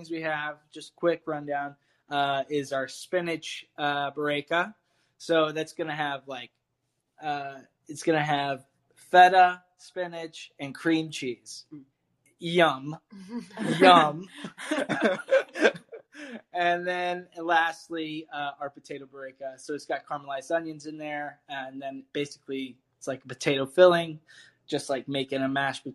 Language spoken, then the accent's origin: English; Keller, Texas, United States; moved away; I'm from Fort Worth, okay. Texas, specifically Keller, which is North Texas